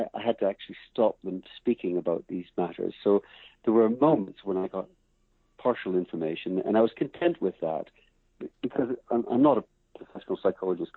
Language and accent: English; Canada; as an English Canadian